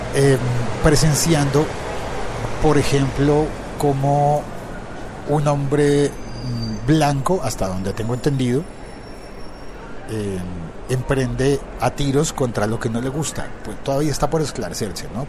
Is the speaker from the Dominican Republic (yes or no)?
no; Colombia; pasa en mi país, pasa en Colombia